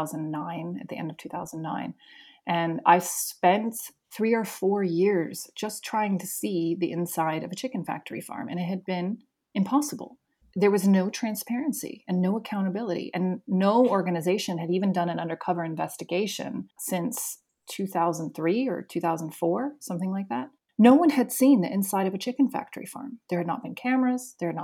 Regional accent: Spain; also born or lived in United States / England; So I grew up in Spain, and then I went to university in Florida. I should say my early years until I was 11 were in Florida. Then I went to Spain. Then I went back to Florida for university. And then I went to England for 10 years.

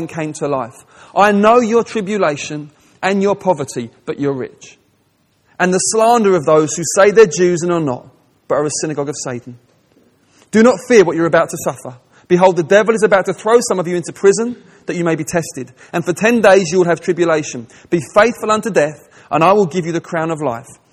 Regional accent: England, United Kingdom; I'm speaking as an English person

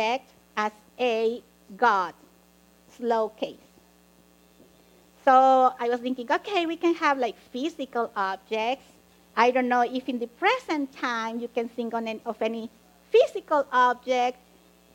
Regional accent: Mexico; now in United States; I grew up in Mexico

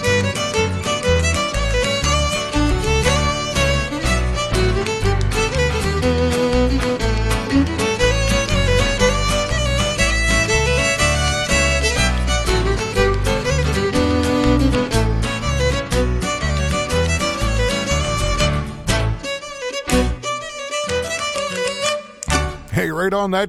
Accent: St. Paul, Alberta, Canada; I come from St. Paul, Alberta, Canada

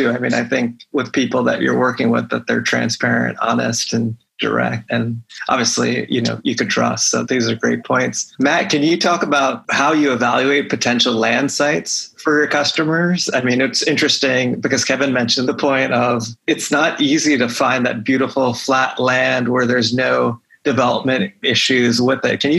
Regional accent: Pennsylvania, United States; also born or lived in Philadelphia; I'm happy to talk about my home state of Pennsylvania anytime

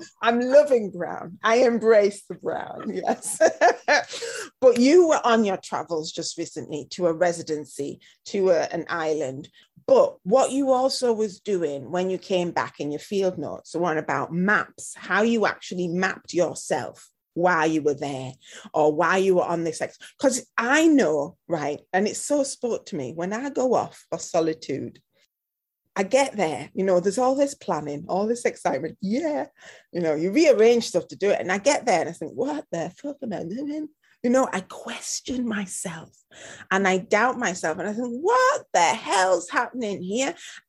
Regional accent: United Kingdom; I think it also applies to us as British, and you're British Punjabi, you know, I'm British Afro-Caribbean

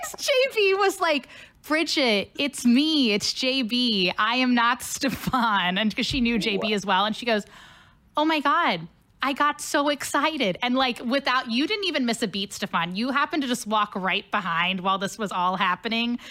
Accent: Cincinnati, Ohio, United States; moved away as an adult; now in St. Louis, United States; I'm originally from Cincinnati. So, not oh. too different from St. Louis, but yep, I, I grew up in Cincinnati my whole life

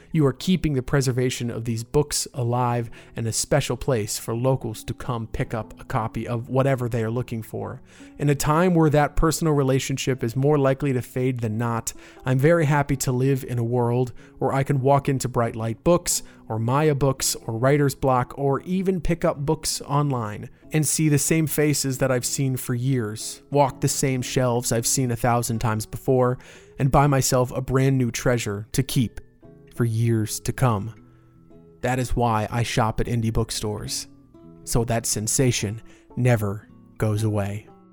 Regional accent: Winter Park, Florida, United States; my hometown shop. It's nestled on the north end of Park Avenue in Winter Park, right where I went to college.

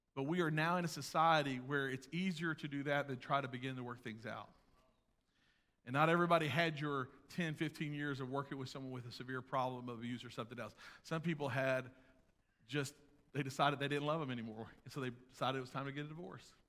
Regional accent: United States; I'm an American.

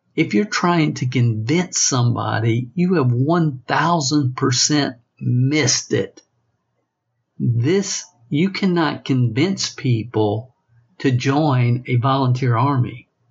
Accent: the South, United States; accent: Southern; I was born in in the South and have a Southern accent

